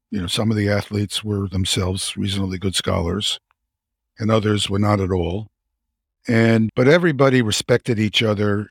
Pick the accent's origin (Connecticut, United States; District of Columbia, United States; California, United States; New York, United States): New York, United States; New York City; I grew up in Brooklyn, New York